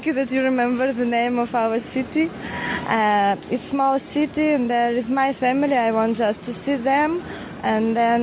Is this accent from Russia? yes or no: yes; Kirov, Kirov Oblast, Russia; English is a second language; I'm from Russia. I mean, my city Kirov is 2,000 kilometers from here.